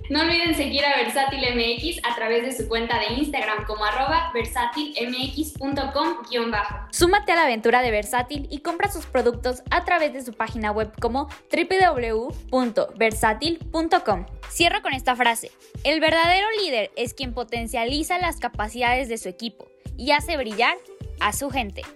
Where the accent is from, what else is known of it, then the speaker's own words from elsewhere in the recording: Puebla, Mexico; de donde soy yo, o sea, de Puebla, porque somos poblanos